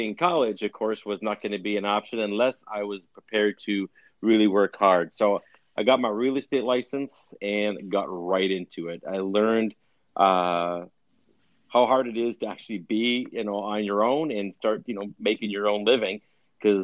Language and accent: English; Winnipeg, Manitoba, Canada; now in United States; we were born and raised in Winnipeg. My dad was, at least, and all of us kids were.